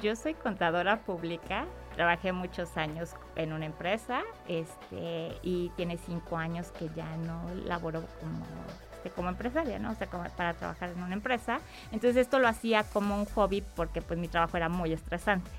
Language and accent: Spanish; Mexico City, Mexico; moved away as an adult; now in Aguascalientes, Mexico; soy del Distrito Federal